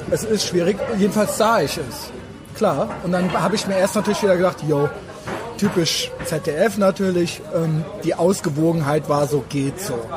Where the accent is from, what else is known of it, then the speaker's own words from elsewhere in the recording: Germany; ich bin auch Deutscher